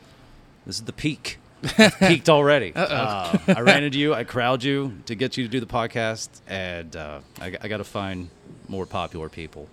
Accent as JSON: {"language": "English", "town": "Irving", "region": "Texas", "country": "United States", "tie": "born or raised there", "said": "We had a Lone Star Comics in Irving where I grew up"}